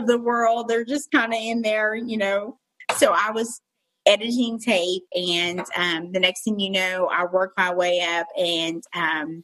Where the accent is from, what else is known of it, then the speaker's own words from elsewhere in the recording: Eastern Kentucky, United States; I'm from Eastern Kentucky